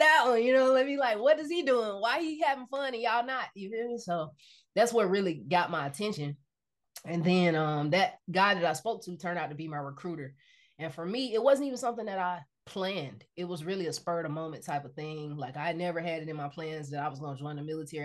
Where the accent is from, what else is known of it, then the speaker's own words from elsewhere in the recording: Decatur, Georgia, United States; moved away as an adult; now in Los Angeles, United States; I'm from Decatur, Georgia